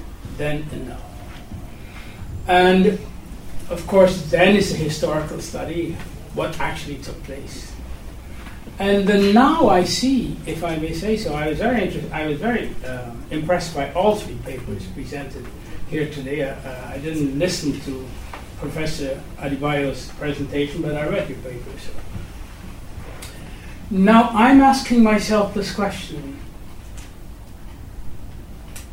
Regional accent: Guyana; I was born and raised in Guyana

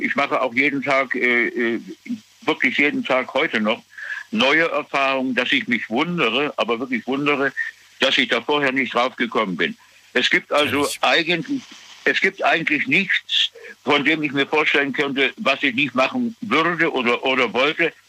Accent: Germany; Bei uns in Deutschland

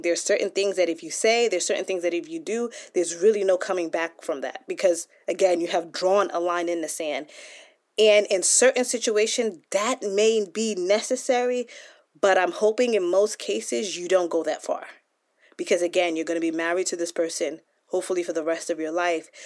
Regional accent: United States; I was born here in the United States and my parents came from Nigeria, so I'm first generation. And so growing up in the United States

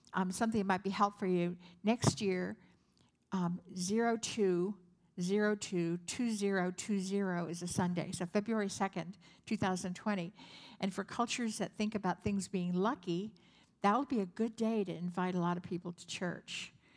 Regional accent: San Francisco, California, United States; I'm from San Francisco

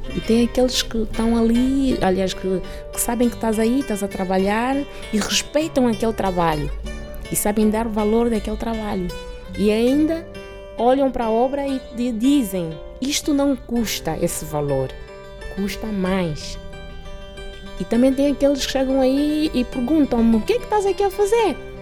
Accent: Bié, Angola; moved away as an adult; now in Lisbon, Portugal; nasci em Angola, especificamente na província do Bié. Vim para Portugal com 22 anos.

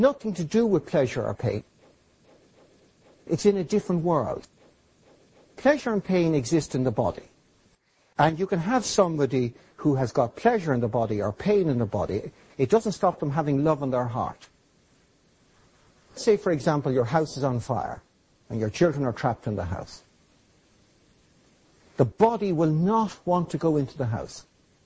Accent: Ireland; I'm Irish

